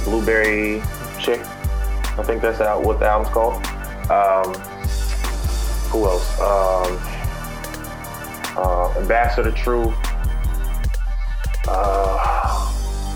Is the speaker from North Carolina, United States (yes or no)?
yes; Fayetteville, North Carolina, United States; I'm from North Carolina, Fayetteville, North Carolina.